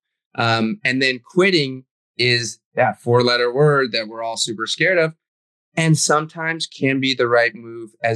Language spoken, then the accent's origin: English; New England, United States; also born or lived in China / California / Brooklyn, New York; now in New York City, United States; I grew up in New England, spent some time in California. So I've kind of been all over. And of course, I was born in China